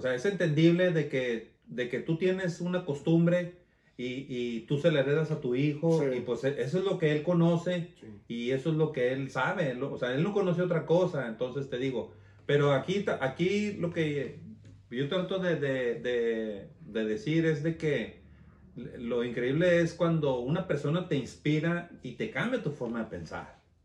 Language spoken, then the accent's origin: Spanish; Torreón, Coahuila, Mexico; moved away as an adult; yo salí huyendo de Torreón, Coahuila